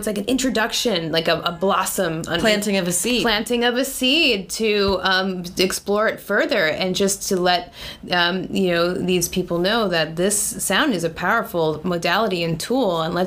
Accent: East Hampton, New York, United States; also born or lived in San Francisco Bay Area; now in Long Beach, United States; I actually grew up in the Hamptons

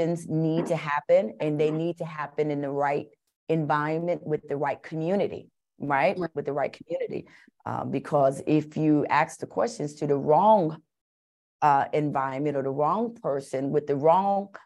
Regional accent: New York City, New York, United States; I was born and raised in Bronx River Projects in New York

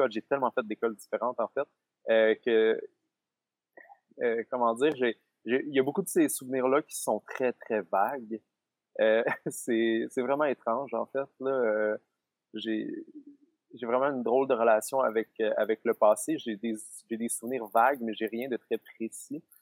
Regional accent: Sherbrooke, Quebec, Canada; born there; donc, je suis né à Sherbrooke, un petit peu à l'extérieur de Sherbrooke, à l'hôpital Florimont

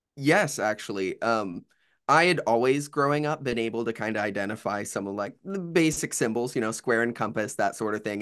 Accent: Bowling Green, Ohio, United States; now in Athens, United States; born and raised in Bowling Green, Ohio, which is like Northwest Ohio area

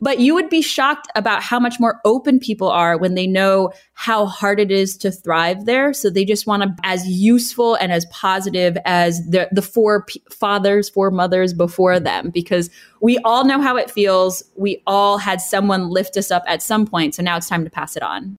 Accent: Los Angeles, California, United States; moved away as an adult; also born or lived in Boston / Beijing / London; now in Berlin, Germany; I am originally from Los Angeles, California

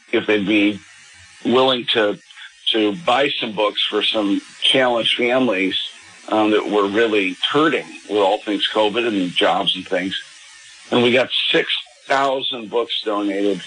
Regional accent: Los Angeles, California, United States; a parish priest in my hometown out in California, in Pacific Palisades

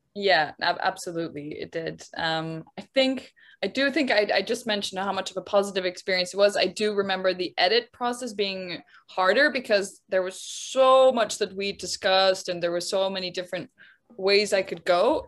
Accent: Netherlands; now in London, United Kingdom; I grew up in the Netherlands. I live in London

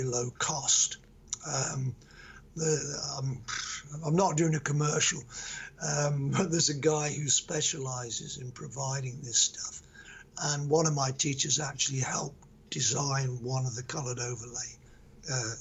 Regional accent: England, United Kingdom; Because we're English, we put an S on maths.

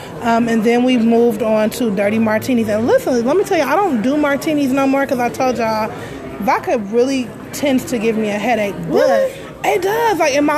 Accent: Detroit, Michigan, United States

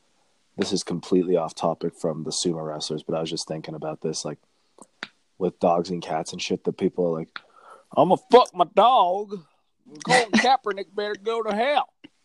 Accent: South Carolina, United States; it's hey, what? I'm from South Carolina, you know.

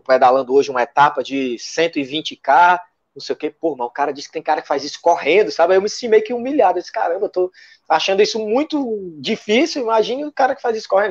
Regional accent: Fortaleza, Ceará, Brazil; Eu sou um cara que, que nasci e me criei na periferia aqui, em Fortaleza.

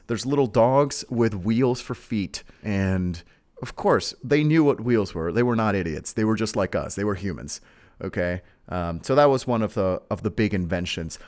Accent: Mexico; I am from uh, a a very mysterious exotic land known as Mexico

